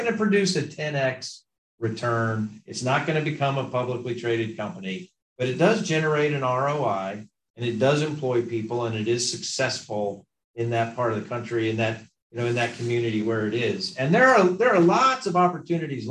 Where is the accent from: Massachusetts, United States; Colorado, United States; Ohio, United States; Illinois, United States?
Colorado, United States; Western; moved away as an adult; also born or lived in Connecticut; now in East Tennessee, United States; I grew up in a small town in Western Colorado